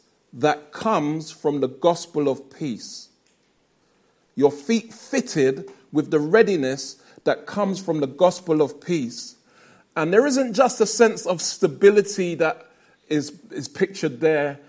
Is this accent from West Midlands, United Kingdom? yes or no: no; London, United Kingdom; I'm a Lewisham resident, born and raised in South London